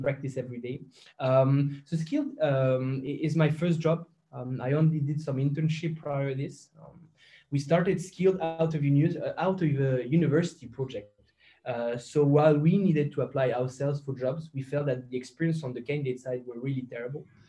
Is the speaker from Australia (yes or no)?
no; Belgium; now in Luxembourg; I'm a, a Belgian citizen